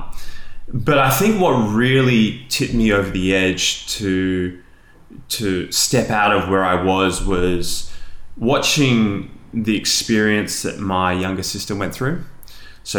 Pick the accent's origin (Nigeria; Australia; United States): Australia; Sydney, New South Wales; I was born in Australia, in Sydney, and I've pretty much lived here all my life